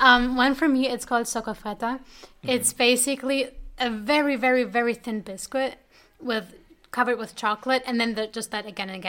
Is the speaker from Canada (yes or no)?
no; Germany; moved away; Growing up in Germany, no.